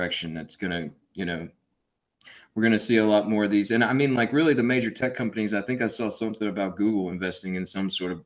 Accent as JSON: {"language": "English", "country": "United States", "said": "we are American"}